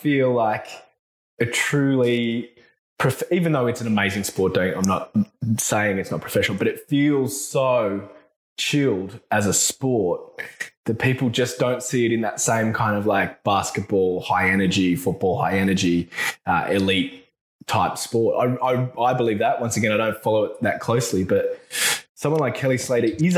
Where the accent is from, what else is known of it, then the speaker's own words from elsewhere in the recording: small country town on the Murray River, Victoria, Australia; moved away as an adult; also born or lived in Melbourne, Australia / Sydney, Australia; now in Newcastle, Australia; little country town on the Murray River called Kundruk is the name